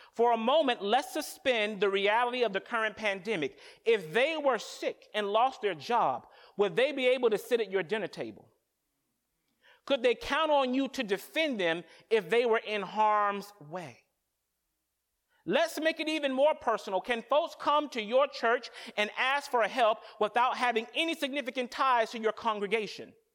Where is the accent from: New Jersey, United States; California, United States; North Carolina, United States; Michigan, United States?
North Carolina, United States; moved away as an adult; now in Boston, United States; I'm from North Carolina